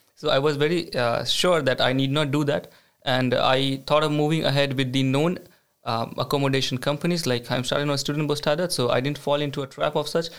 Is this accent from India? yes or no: yes; India; moved away as an adult; now in Sweden; I come from India.